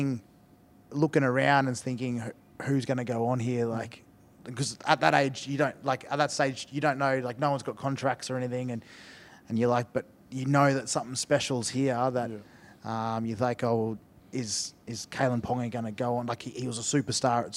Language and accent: English; Toowoomba, Queensland, Australia; moved away as an adult; also born or lived in Brisbane / Melbourne; now in Salford, United Kingdom; I moved from Toowoomba to Brisbane for my last 2 years of school